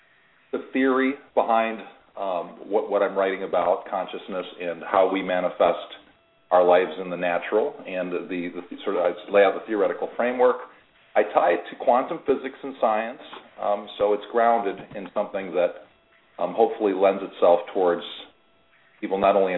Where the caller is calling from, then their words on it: Florida, United States; I'm calling from Florida.